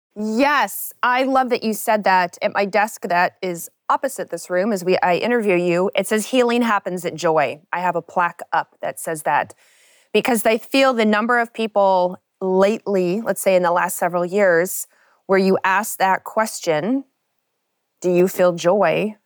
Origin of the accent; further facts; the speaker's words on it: Kentucky, United States; I grew up in Kentucky